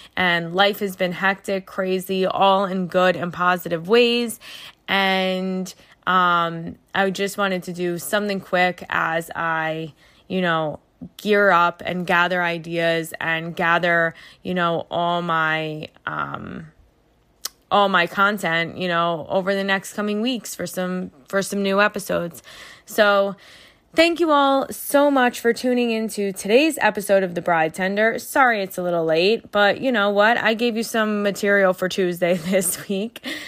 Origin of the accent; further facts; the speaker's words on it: New York, United States; as a New Yorker